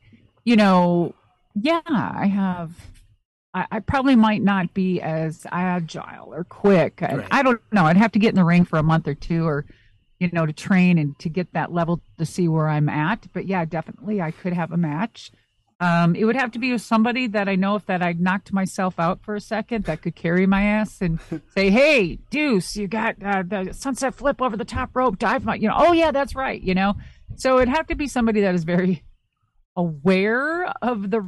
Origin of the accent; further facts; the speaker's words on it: Minnesota, United States; I'm very close to Canada because I'm originally from Minnesota.